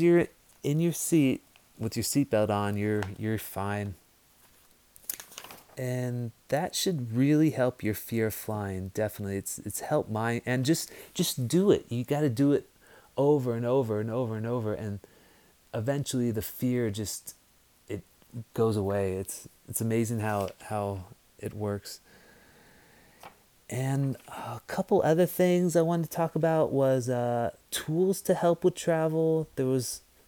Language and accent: English; United States; I'm American